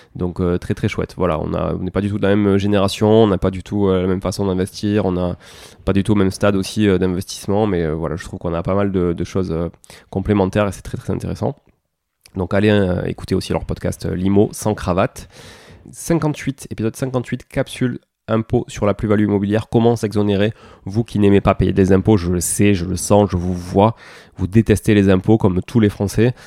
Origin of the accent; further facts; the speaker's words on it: southern France, France; accent: du sud; mon accent du sud